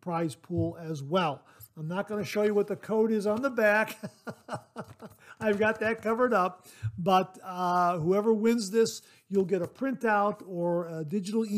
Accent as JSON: {"language": "English", "region": "Ohio", "country": "United States", "said": "Ohio and all 88 counties, my home state"}